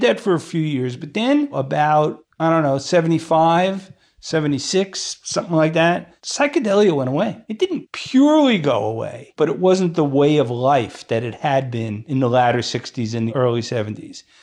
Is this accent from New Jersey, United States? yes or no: yes; Newark, New Jersey, United States; I was born in Newark